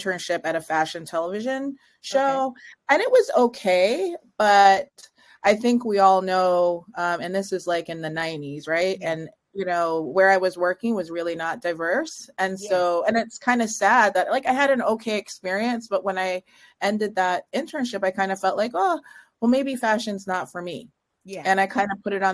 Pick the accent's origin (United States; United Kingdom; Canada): Canada; just outside of Toronto, Ontario; I grew up in just outside of Toronto